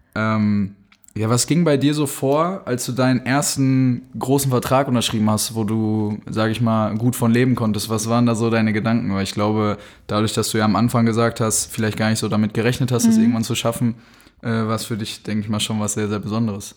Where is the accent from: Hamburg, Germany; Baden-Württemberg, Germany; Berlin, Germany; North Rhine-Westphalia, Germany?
North Rhine-Westphalia, Germany; Dortmund; wir beide so aus Dortmund kommen